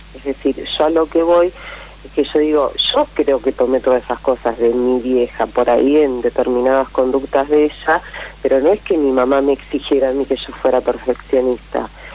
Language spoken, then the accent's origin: Spanish; Pergamino, Buenos Aires Province, Argentina; volvemos al lugar a donde yo nací, que es Pergamino, no miento, a donde me crié, que es Pergamino